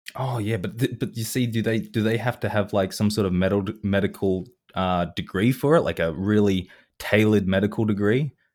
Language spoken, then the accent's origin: English; Australia; I am an Australian person